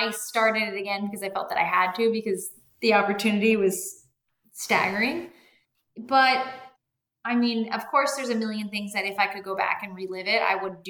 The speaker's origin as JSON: {"language": "English", "country": "United States", "also_born_or_lived": "Colombia / Mexico", "moved": "as an adult", "lives_now": "Miami, United States", "said": "as an American"}